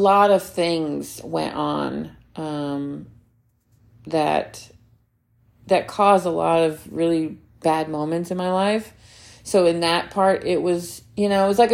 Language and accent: English; Alabama, United States; moved away; I grew up in Alabama too